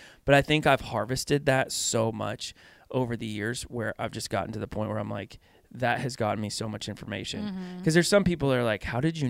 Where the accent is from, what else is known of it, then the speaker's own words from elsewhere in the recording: Pennsylvania, United States; but it's almost like, I'm from Pennsylvania. So everything sounds like a question.